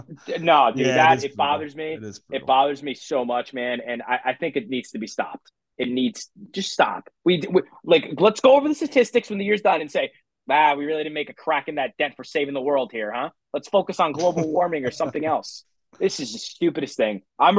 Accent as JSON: {"language": "English", "region": "New Jersey", "country": "United States", "said": "I don't want to even say I'm from New Jersey because of this."}